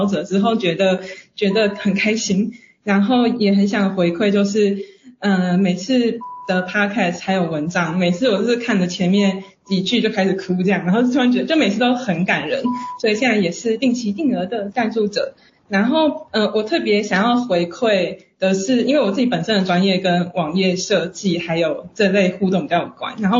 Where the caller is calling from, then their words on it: Chiayi, Taiwan; 就是我现在我来自嘉义，然后我是一个老师